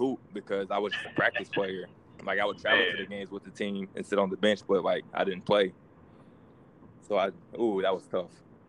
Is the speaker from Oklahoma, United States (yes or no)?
yes; Tulsa, Oklahoma, United States; I'm used to Tulsa. You know, I grew up in Tulsa.